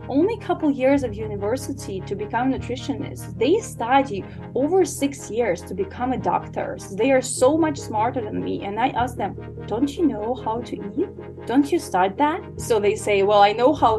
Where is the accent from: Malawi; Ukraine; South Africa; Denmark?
Ukraine; English is a second language; moved away as an adult; now in United States; I was born and raised in Ukraine, if anyone wonder where is the name from, an accent. So I moved to America about 8 years ago